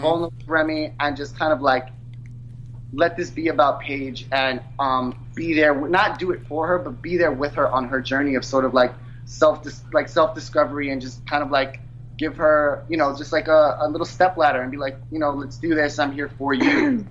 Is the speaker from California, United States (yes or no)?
no; New York City, New York, United States; I'm from New York City. I'm born and raised